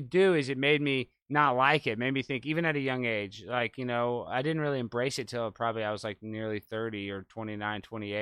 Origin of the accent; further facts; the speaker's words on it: Highland Park, United States; I grew up in Highland Park with all these super rich kids